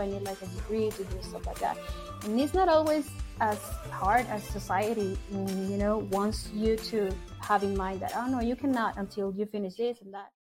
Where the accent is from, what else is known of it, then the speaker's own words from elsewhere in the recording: Mexico City, Mexico; moved away; I'm from Mexico City.